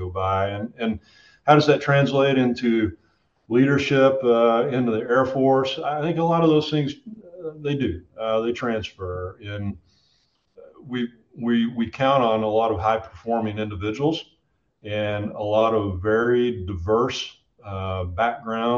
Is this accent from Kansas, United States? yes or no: no; Midlothian, Texas, United States; moved away as an adult; also born or lived in Del Rio, Texas / New Mexico / Florida / Okinawa, Japan; now in Germany; after I left my hometown of Midlothian, Texas, just up south of Dallas, Fort Worth